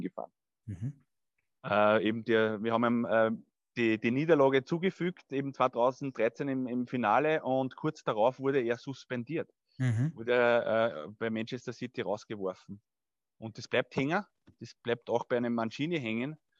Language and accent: German; Burgstall an der Erlauf, Lower Austria, Austria; also born or lived in Scheibbs; geboren ich, und aufgewachsen in Burgstall an der Erlauf.